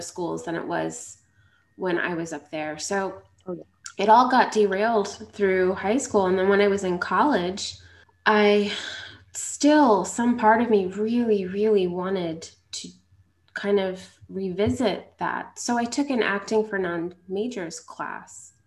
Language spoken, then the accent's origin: English; Long Island, New York, United States; I grew up in Long Island